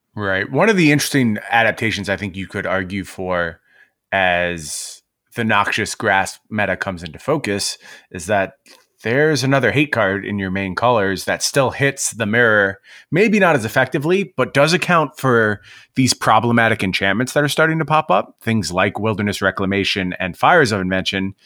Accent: New York, United States; moved away; I was from New York

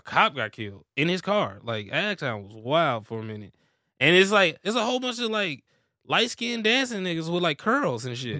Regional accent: Missouri, United States; Yeah, I'm originally from Missouri, so I got family up there.

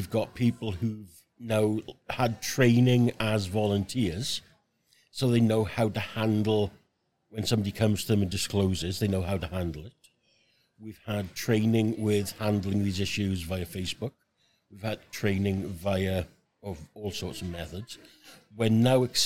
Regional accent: Merthyr Tydfil, Wales, United Kingdom; moved away as an adult; also born or lived in Brinnington, Stockport; now in Stockport, United Kingdom; I'm from Merthyr Tydfil in South Wales.

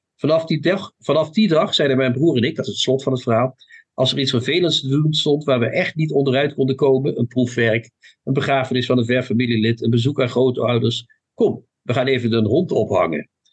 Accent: Limburg, Netherlands; mijn Limburgse afkomst. Hè? Ik ben een zoon van Limburg.

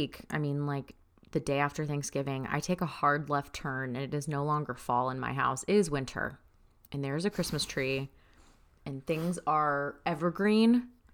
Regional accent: Florida, United States; moved away; growing up in Florida

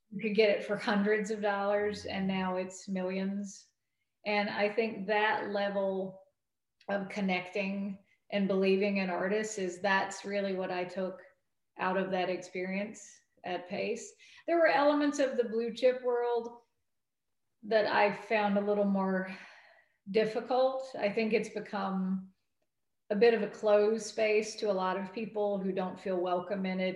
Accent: North Carolina, United States; moved away; also born or lived in New York; my home state

